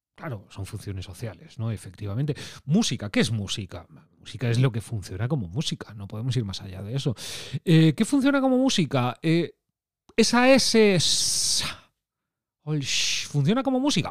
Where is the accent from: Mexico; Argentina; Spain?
Spain; from a town on the Atlantic coast, Galicia; como buen chico peculiar gallego de un pueblo de la costa atlántica